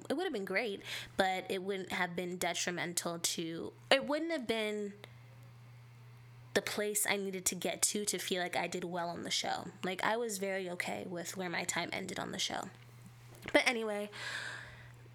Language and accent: English; California, United States; I am from California, so as someone who is literally from the place where most of this happens